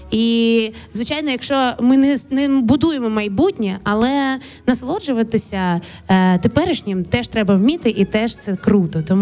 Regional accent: Kharkiv Oblast, Ukraine; моє дитинство розділене було на Київську область і Харківську область. Звідки мама родом? Це Харківщина, і от якраз на Харківщині ми ходили.

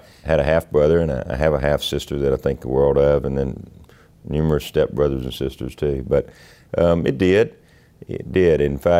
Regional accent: Carrizo Springs, Texas, United States; We were about 50 miles from Eagle Pass.

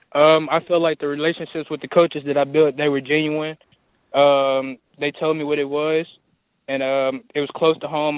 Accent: Forrest City, Arkansas, United States; I'm originally from Fort City, Arkansas, right down the road

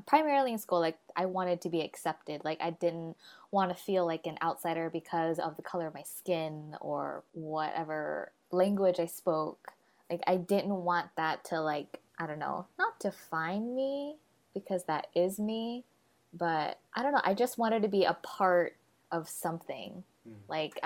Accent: Sacramento, California, United States; also born or lived in New York; now in Redding, United States; I had that growing up in Sacramento, and then I moved to New York

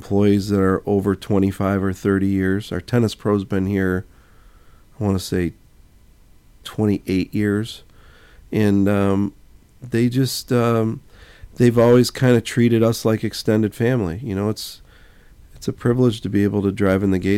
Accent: Joliet, Illinois, United States; Born and raised, Joliet, Illinois

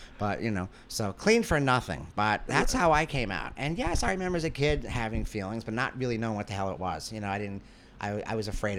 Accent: Queens, New York, United States; In Ozone Park, Queens.

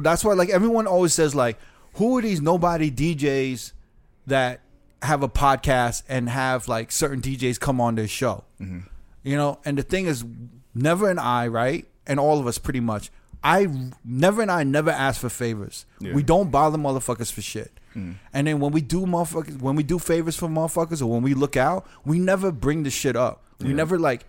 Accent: New York, United States; She doesn't know I'm from New York.

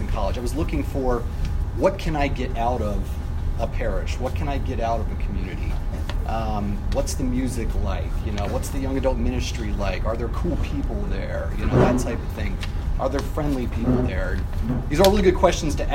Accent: Nebraska, United States; moved away as an adult; now in Chicago, United States; I'm from Nebraska. And I went to the University of Nebraska

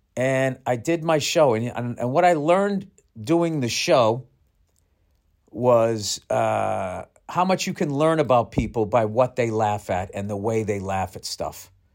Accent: United States; I'm fucking American.

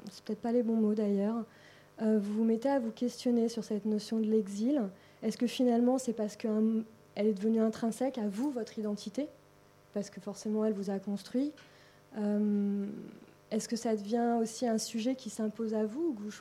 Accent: France; also born or lived in Berlin, Germany / Africa; né à Berlin, grandi entre la France et l'Afrique, je vous laisse faire le reste.

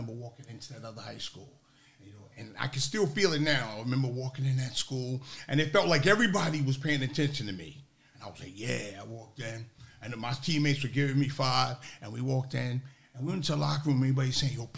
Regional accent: New York, United States; First of all, I'm from New York. I'm not from New Jersey.

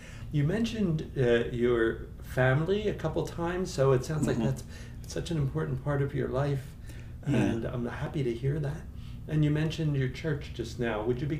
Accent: Philadelphia, Pennsylvania, United States; I grew up in Philly.

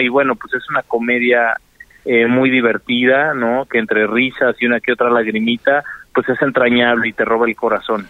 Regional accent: Mexico; also born or lived in Washington, D.C., United States; yo crecí toda mi vida en México entre Cela, entre Querétaro y Celaya

